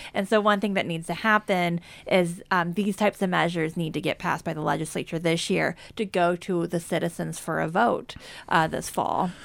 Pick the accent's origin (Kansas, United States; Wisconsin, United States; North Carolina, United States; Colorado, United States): Kansas, United States; growing up in Kansas